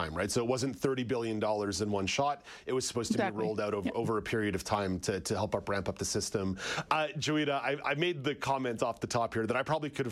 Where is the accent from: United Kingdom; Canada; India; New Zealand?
Canada; Quebec; growing up in Quebec